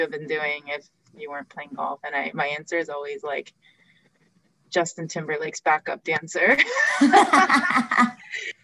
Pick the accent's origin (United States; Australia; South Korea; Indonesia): South Korea; I was born in Korea